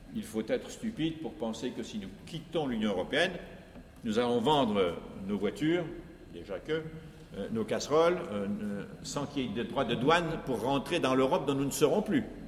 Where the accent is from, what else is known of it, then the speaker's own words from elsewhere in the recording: France; chez nous en France